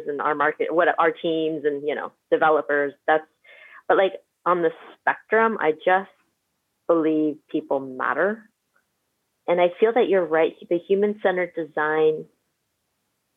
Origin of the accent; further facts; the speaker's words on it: Bay Area, California, United States; I'm from the Bay Area